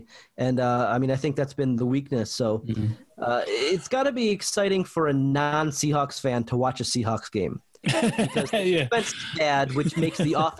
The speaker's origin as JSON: {"language": "English", "town": "Buffalo", "region": "New York", "country": "United States", "moved": "yes", "lives_now": "United Kingdom", "said": "I'm from Buffalo. I moved to the UK."}